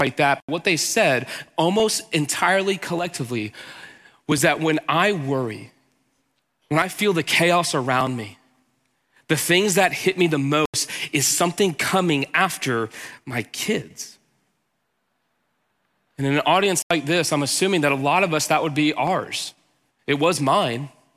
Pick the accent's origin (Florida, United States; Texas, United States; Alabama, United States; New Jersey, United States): Texas, United States; Houston; I'm from Texas. I grew up in Houston